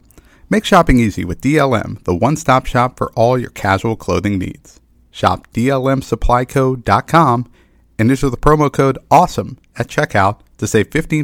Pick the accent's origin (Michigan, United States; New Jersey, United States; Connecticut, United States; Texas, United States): Texas, United States; I'm from Texas.